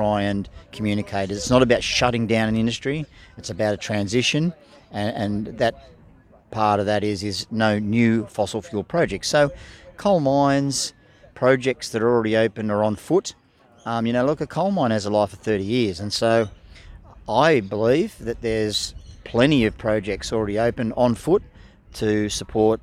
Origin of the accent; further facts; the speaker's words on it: the Illawarra, New South Wales, Australia; I grew up in the Illawarra, and as a kid, surfing on those beaches